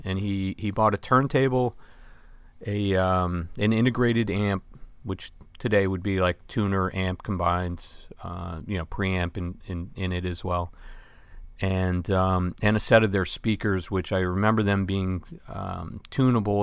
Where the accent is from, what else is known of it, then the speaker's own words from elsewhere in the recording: Vermont, United States; growing up in Vermont, we were very close to Canada.